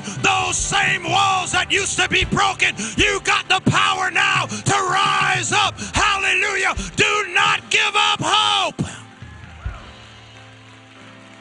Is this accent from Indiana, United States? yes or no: no; Springfield, Massachusetts, United States; growing up in Springfield, Mass.